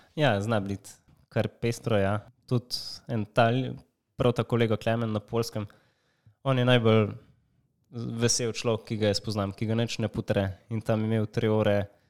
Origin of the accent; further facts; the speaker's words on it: Slovenia; smo iz Slovenije